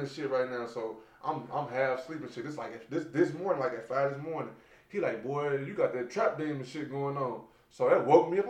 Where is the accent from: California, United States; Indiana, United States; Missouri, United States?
Missouri, United States; St. Louis; So I am from St. Louis